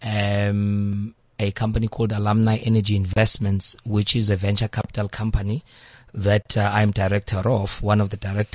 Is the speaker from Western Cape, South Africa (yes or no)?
no; Eastern Cape, South Africa; I am from the Eastern Cape